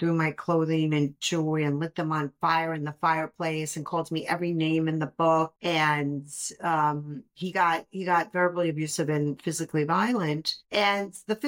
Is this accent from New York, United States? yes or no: yes; New York City, New York, United States; I grew up in Brooklyn